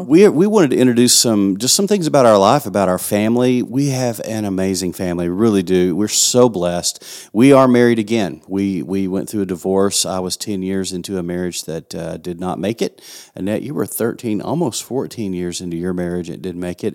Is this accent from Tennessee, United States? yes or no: no; West Texas, United States; accent: West Texan; West Texan as I am